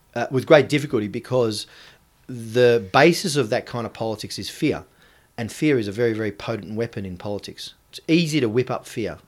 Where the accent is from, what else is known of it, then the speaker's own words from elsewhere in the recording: Australia; I was born in Australia